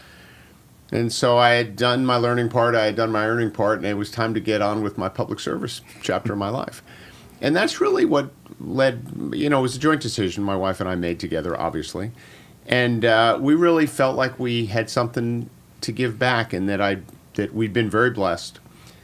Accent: New Jersey, United States; I grew up in North Jersey to a blue-collar

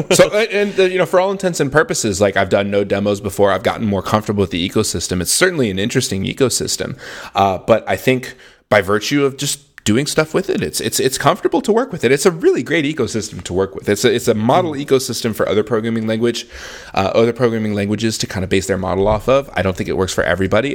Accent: Houston, Texas, United States; moved away as an adult; now in Austin, United States; I'm from Houston, Texas. Austin is a city I've always wanted to live in. And I'm very fortunate to live here now.

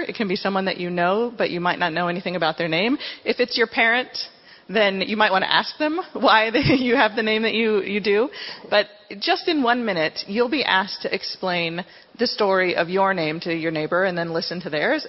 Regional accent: Cebu City, Central Visayas, Philippines; I was born in Cebu City in the Philippines

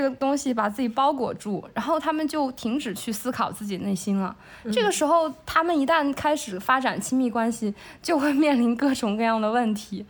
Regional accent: China; 我们中国的社会

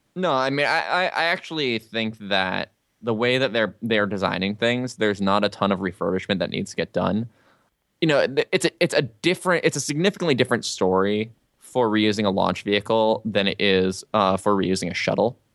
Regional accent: Albuquerque, New Mexico, United States; I'm from Albuquerque

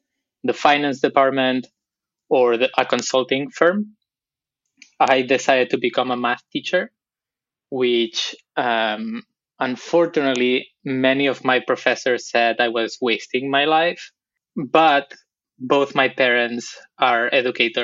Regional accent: Barcelona, Catalonia, Spain; accent: Barcelona; English is a second language; also born or lived in Buenos Aires, Argentina; my accent is from Barcelona, so let me get that out of the way. I'm from Spain. That's where I grew up

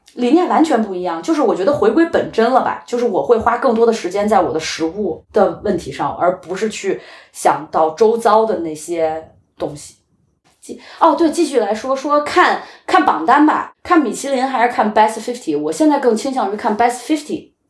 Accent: China; also born or lived in Beijing; now in Copenhagen, Denmark; 我们中国人

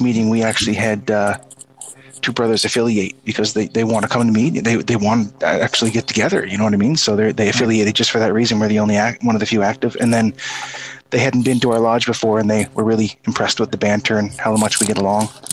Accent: Prince Edward Island, Canada

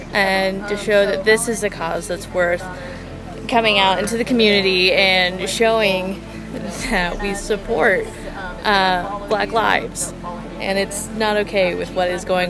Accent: Iola, Kansas, United States; moved away as an adult; now in Lawrence, United States; Originally, I am from here.

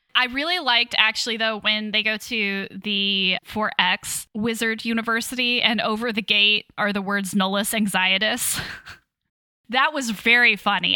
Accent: Kansas, United States; moved away; I'm from Kansas originally

